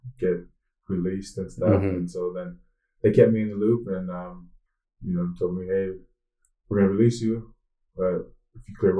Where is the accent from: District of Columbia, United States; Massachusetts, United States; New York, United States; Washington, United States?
Washington, United States; Seattle; I'm from the Pacific Northwest, you know, the great state of Washington, Seattle, 206